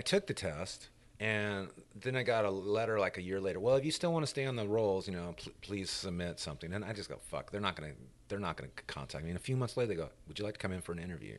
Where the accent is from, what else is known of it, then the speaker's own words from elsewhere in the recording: Hemet, California, United States; moved away as an adult; now in Memphis, United States; I grew up primarily in Riverside County, which is 100 miles inland from LA, a couple hours. And it was where I grew up was a town called Hemet